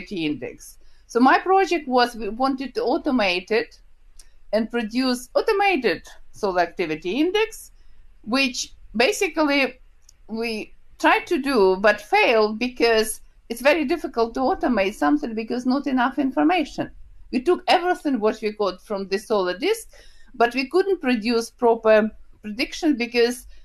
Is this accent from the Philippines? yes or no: no; Ukraine; English is a second language; moved away as an adult; also born or lived in Kyiv, Ukraine / Glasgow, United Kingdom; I was born in Ukraine. This is the country from the former Soviet Union, where it's a lot of events happening, where the war now with Russia. So I was born and graduated from Kyiv State University